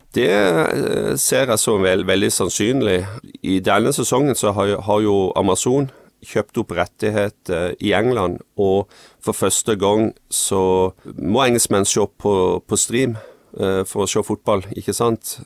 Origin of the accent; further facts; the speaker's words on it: Farsund, Agder, Norway; så kommer jeg fra, fra Farsund på Sørlandet